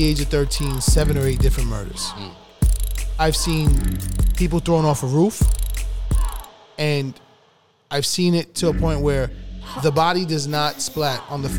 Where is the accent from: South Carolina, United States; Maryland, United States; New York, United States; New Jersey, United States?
New York, United States; New York City; I grew up on Webb Avenue in Kingsbridge, Kingsbridge section